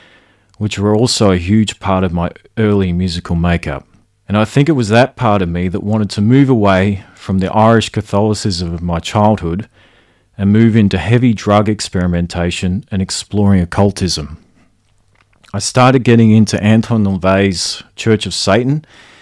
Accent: Creswick, Victoria, Australia; I grew up in a little country town outside of Ballarat called Creswick

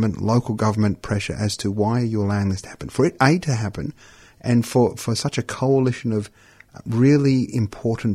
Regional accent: Australia; as an Australian Palestinian

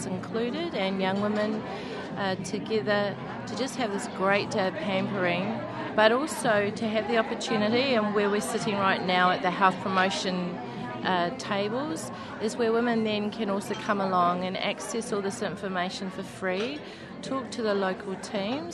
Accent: New Zealand; now in Australia; as you can tell by my accent, I am from New Zealand

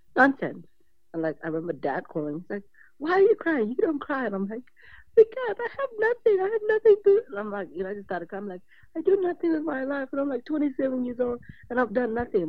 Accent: Australia; born or raised there

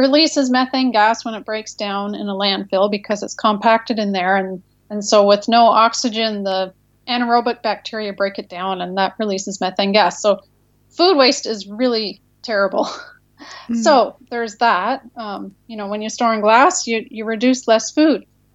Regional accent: Canada; now in United States; We're Canadian, but we live in the U.S.

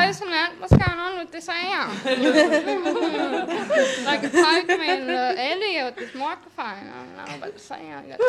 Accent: Mildura, Victoria, Australia; I'm from Mildura. You know, I'm a Barkindji woman.

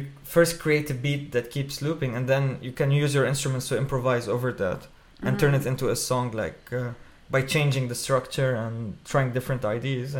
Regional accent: Beirut, Beirut Governorate, Lebanon; moved away as an adult; now in Melbourne, Australia; I'm originally from Lebanon. I grew up in Beirut, where there's a very vibrant music scene there

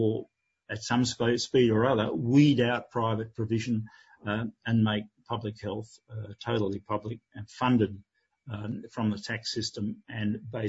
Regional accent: Australia; now in Spain; being an Australian in Spain

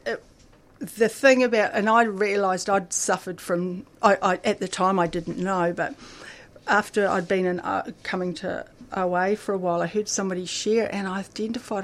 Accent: Akaroa, Canterbury, New Zealand; also born or lived in Christchurch, New Zealand; now in Melbourne, Australia; I grew up in a little country town in New Zealand called, which is a beautiful paradise called Akaroa

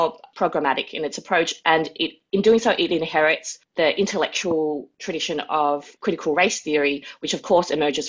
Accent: Melbourne, Victoria, Australia; Wurundjeri country, Kulin Nations, where I am based. I was born and raised here

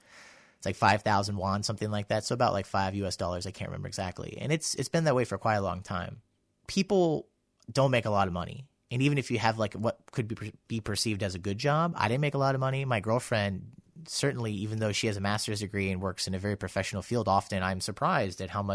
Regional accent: United States; also born or lived in South Korea; now in Australia; as an American

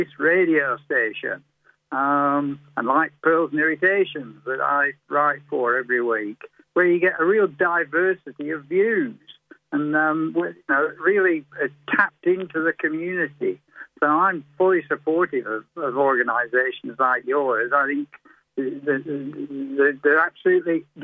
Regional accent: England, United Kingdom; now in Australia; I grew up in England

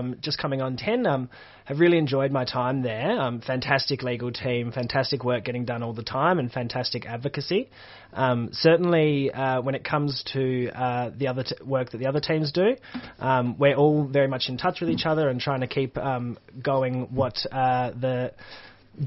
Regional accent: Perth, Western Australia, Australia; moved away; I'm originally from Perth, Western Australia

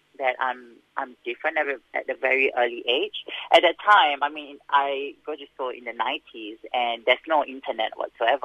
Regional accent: Singapore; moved away as an adult; now in Melbourne, Australia; I was born in Singapore and also raised in Singapore. So, yeah, I moved here. Been here more than a decade, so yeah, in Melbourne.

